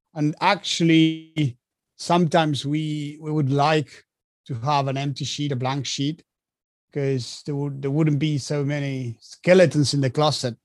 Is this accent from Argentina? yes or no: yes; Argentina; moved away as an adult; now in France; I was born and raised in Argentina, so I, I lived there since I was uh, since I was born till I was about 25